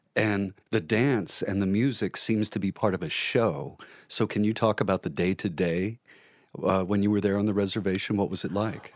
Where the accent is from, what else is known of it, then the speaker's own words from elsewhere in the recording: Omaha, Nebraska, United States; I come from Omaha